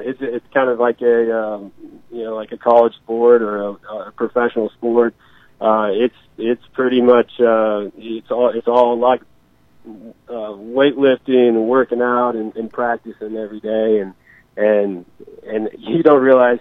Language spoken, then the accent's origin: English; Maryville, Missouri, United States; I grew up on the South Walnut Street here in Maryville